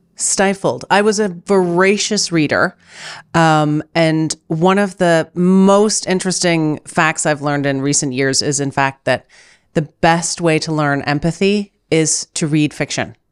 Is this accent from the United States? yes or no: no; Canada; now in Germany; I'm Canadian, as you know. I live in Germany